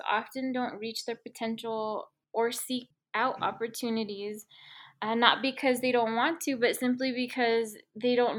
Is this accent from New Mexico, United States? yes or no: yes; Albuquerque, New Mexico, United States; born and raised in Albuquerque. I grew up in Pajarito Mesa